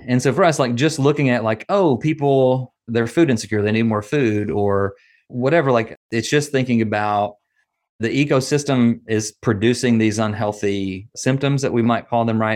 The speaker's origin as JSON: {"language": "English", "town": "Nashville", "region": "Tennessee", "country": "United States", "accent": "Southern", "moved": "as an adult", "lives_now": "Atlanta, United States", "said": "I'm from Nashville"}